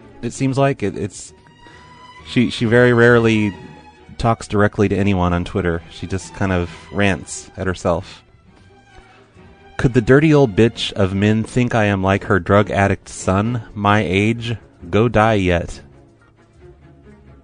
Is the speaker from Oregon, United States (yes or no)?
yes; Oregon, United States; I'm from Oregon